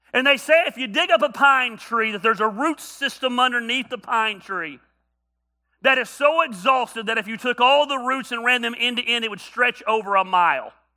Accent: North Georgia, United States; I grew up in North Georgia

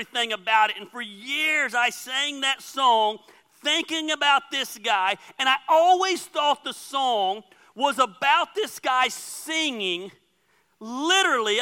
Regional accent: Dacula, Georgia, United States; moved away; I grew up in Decula my whole life

